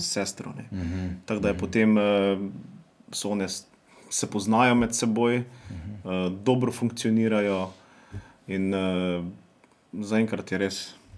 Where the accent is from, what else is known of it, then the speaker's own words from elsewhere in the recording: Črenšovci, Mura, Slovenia; Prihajamo iz Župnije Črnšavci